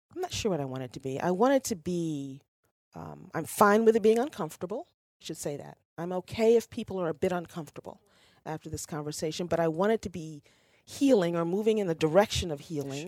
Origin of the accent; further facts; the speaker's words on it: Ohio, United States; I was born in Ohio. This is home.